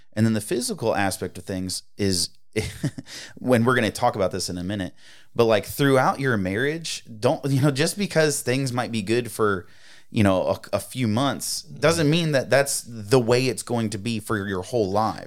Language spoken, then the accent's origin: English; East Coast, United States; moved away; growing up, I grew up on the East Coast